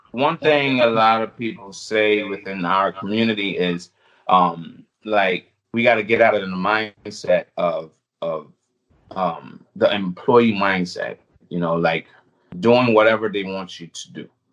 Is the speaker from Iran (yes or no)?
no; U.S. Virgin Islands; moved away; I was born on the U.S. Virgin Islands. I still have an accent.